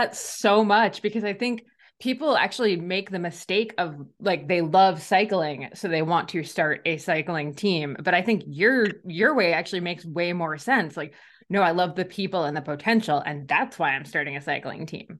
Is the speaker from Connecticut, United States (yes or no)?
no; New Jersey, United States; moved away as an adult; now in Ontario, Canada; I'm from New Jersey, but I actually live up in Ontario in Canada now